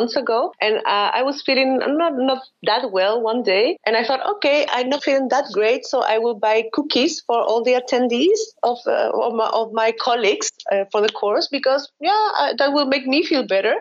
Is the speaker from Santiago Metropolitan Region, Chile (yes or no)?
no; Valparaíso, Chile; first language Spanish; English is a second language; moved away as an adult; also born or lived in Austria; now in Valencia, Spain; I grew up in Valparaíso